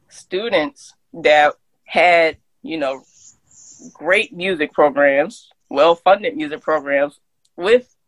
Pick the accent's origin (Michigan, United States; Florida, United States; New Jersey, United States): New Jersey, United States; Camden; growing up in Camden